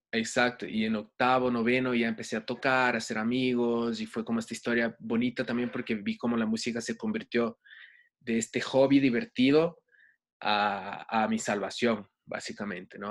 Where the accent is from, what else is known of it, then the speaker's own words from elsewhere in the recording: Rio de Janeiro, Brazil; now in Ecuador; Yo nací en Brasil, en Río de Janeiro, em, y ahí fue donde tuve mi primer contacto con la música de chiquito